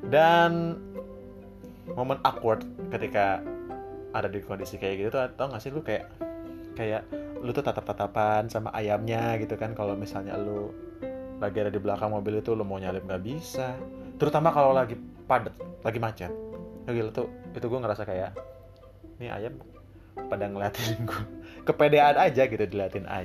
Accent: Cipanas, West Java, Indonesia; now in Jakarta, Indonesia; Yes, gue dari Cipanas, Kabupaten Cianjur.

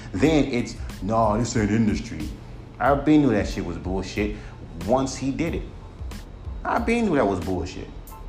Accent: West Coast, United States; the only thing that's unique is that I'm from the West Coast and I'm rapping over a UK drill beat.

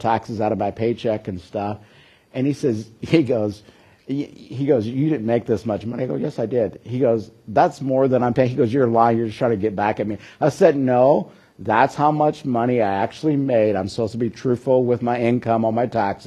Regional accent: Kentucky, United States; I grew up in Kentucky and they had horse farms there

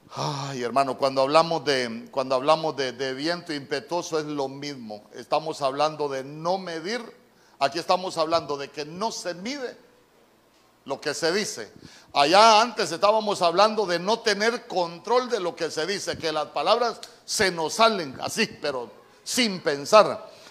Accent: Honduras; En buen catracho, las palabras precipitadas, como decimos nosotros

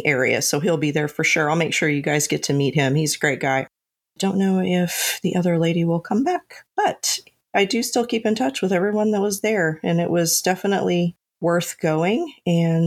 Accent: Oklahoma, United States; I'm from Oklahoma

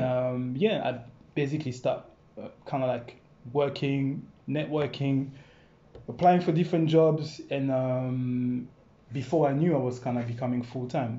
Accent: France; English is a second language; moved away as an adult; also born or lived in Congo; now in London, United Kingdom; born in Congo actually, yeah. and I left there when I was five years old, and then I went to France. And I lived in France, kind of like I think about 15 years

